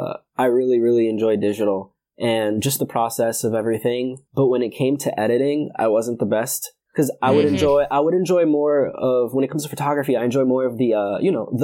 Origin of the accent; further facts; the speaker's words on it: New York City, New York, United States; now in Connecticut, United States; I am from Brooklyn, New York. I live in Connecticut